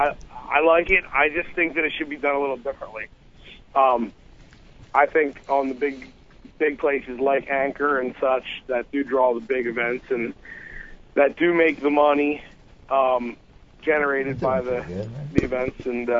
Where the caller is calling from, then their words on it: New Jersey, United States; We doing? South Jersey.